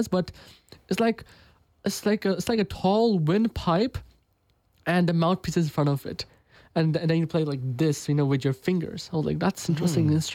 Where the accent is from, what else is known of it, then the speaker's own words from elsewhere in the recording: United States; my parents are from India, but I was born in America